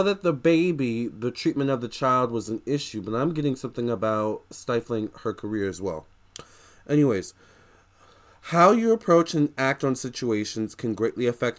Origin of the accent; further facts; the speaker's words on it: United States; I'm American